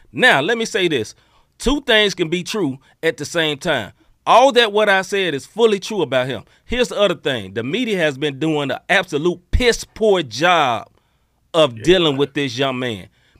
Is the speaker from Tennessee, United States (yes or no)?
yes; Memphis, Tennessee, United States; now in St. Louis, United States; I'm from Memphis, Tennessee. My cell phone number is still 901. I'm from Memphis, Tennessee. I love Memphis. I am a Memphian. I don't talk like St. Louis people. Why? Because I'm from Memphis.